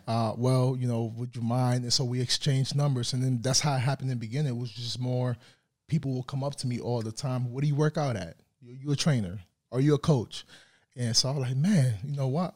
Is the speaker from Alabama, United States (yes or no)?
no; New York City, New York, United States; moved away as an adult; now in Tulsa, United States; I'm from the Bronx, New York